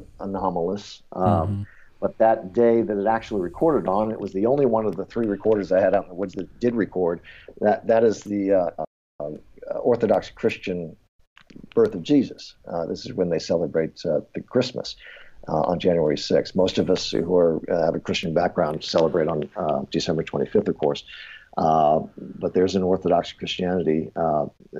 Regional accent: Detroit, Michigan, United States; We're all from Detroit

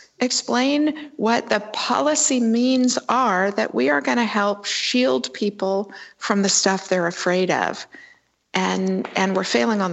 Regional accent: Sonoma, California, United States; in my hometown of Sonoma, California

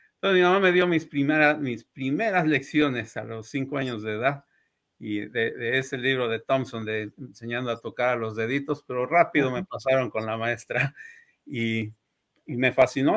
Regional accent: Puebla, Mexico; moved away as an adult; also born or lived in Ciudad Juárez, Mexico; now in Michigan, United States; Nací allá en Puebla en 1968 y, allá desarrollé, me crecí, digamos, mis estudios iniciales, la primaria, la música, eh, secundaria, preparatoria y la universidad

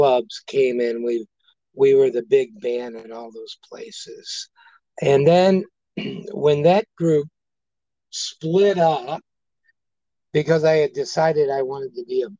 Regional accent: St. Louis, Missouri, United States; we grew up in North St. Louis in Ferguson on a street called Highmount

